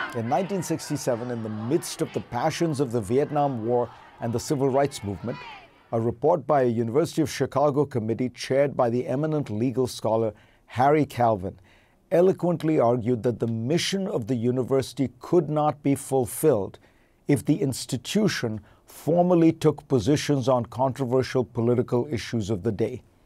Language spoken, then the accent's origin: English; India; moved away as an adult; now in United States; Growing up in India